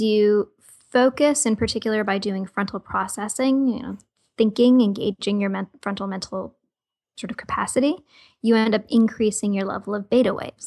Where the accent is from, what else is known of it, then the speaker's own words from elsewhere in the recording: Toronto, Ontario, Canada; born and raised in Toronto, Canada